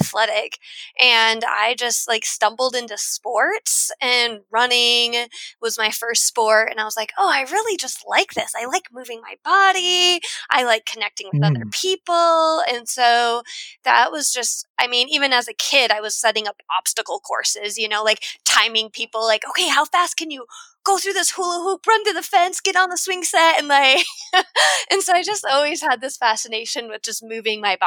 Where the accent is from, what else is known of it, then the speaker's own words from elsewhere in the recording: South Dakota, United States; I grew up in South Dakota, which is a landlocked state